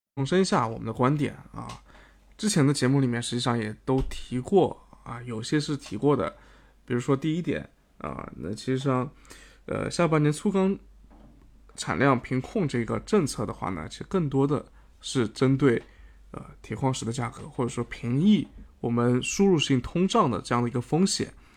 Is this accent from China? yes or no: yes; China; 我们国家